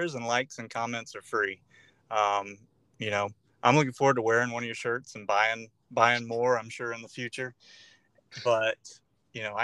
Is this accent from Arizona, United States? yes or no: no; North Florida, United States; I grew up here in North Florida